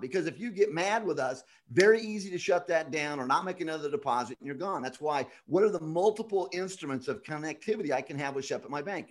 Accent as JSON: {"language": "English", "region": "Scotland", "country": "United Kingdom", "moved": "yes", "lives_now": "Las Vegas, United States", "said": "I'm Scottish"}